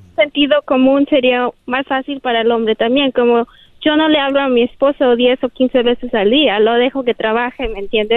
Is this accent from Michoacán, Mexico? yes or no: no; Guadalajara, Jalisco, Mexico; moved away; nací y crecí en Guadalajara